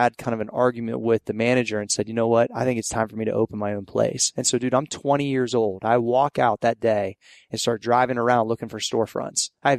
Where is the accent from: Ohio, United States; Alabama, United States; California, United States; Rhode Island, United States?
Ohio, United States; Steubenville; Yeah, like Southeast Ohio. Okay. I'm from the Steubenville, Caddis, like Ohio Valley area.